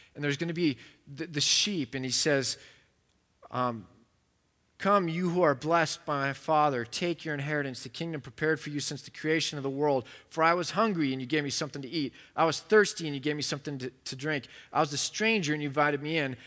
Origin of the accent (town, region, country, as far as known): United States